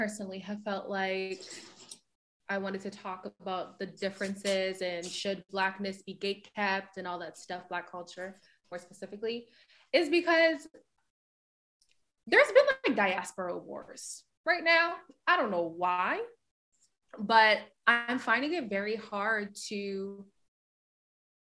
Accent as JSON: {"language": "English", "country": "Canada", "said": "when I do think about being a Canadian"}